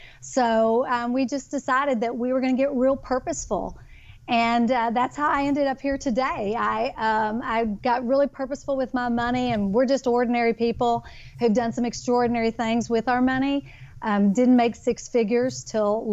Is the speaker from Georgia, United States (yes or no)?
no; Kentucky, United States; now in Texas, United States; I am a Kentucky girl, born and raised in Kentucky, but I now live in Texas